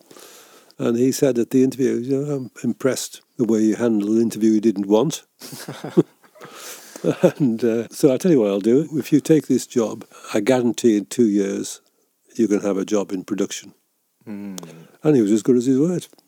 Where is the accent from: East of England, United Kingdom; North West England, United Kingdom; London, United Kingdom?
North West England, United Kingdom; Carlisle; also born or lived in Newcastleton, Scotland; we eventually moved, I was five, we moved to Carlisle. And I spent all the rest of my childhood in Carlisle.